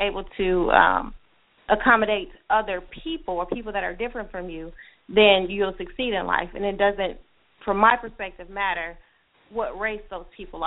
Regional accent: Detroit, Michigan, United States; growing up in Detroit is one of the most segregated cities

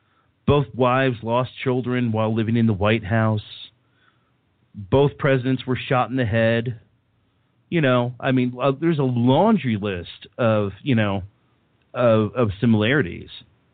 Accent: Oakland, California, United States; that's my hometown, so I can joke about that all I want. I'm a hometown boy.

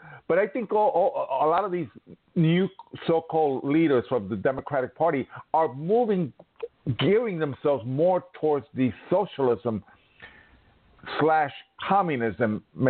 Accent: New York City, New York, United States; moved away; I grew up on the Upper West Side.

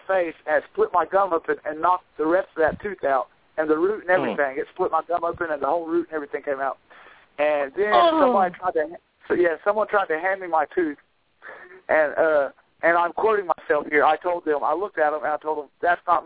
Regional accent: Asheboro, North Carolina, United States; moved away; I'm originally from Asheboro, North Carolina, which is a couple hours north from where I am now.

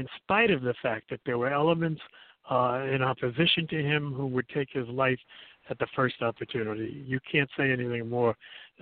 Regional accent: United States; being an American

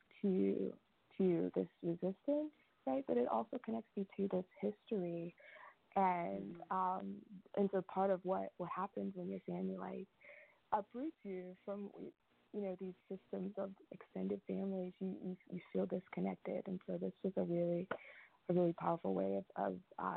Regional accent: St. Charles area, Louisiana, United States; I grew up in the St. Charles area, and went to the white Catholic Church.

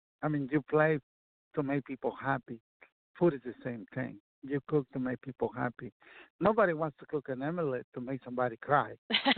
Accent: Texas, United States; I grew up in Texas, and I played music while I worked and did a bunch of other stuff along the way.

